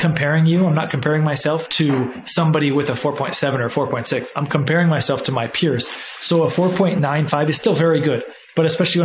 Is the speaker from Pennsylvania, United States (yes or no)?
no; California, United States; moved away; I'm actually back in where I grew up in California